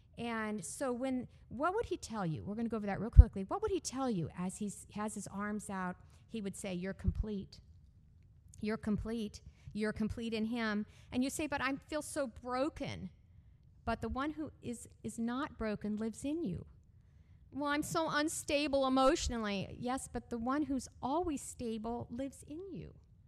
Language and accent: English; California, United States; born there; also born or lived in Texas / Illinois / Canada / Georgia; I was born in California. I moved constantly growing up. I lived four places: California, Texas, Illinois, Canada, Georgia, South Carolina.